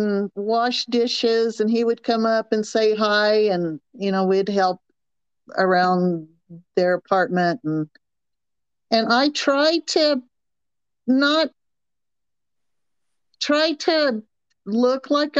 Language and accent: English; the South, United States; accent: Southern; But because of my Southern accent, I met a lot of people